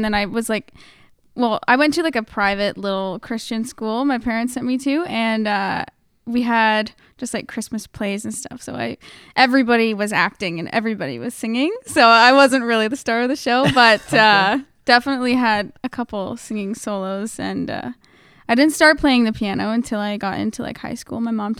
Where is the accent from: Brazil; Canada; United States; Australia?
Canada; Napanee, Ontario; Well, I grew up in a very small town.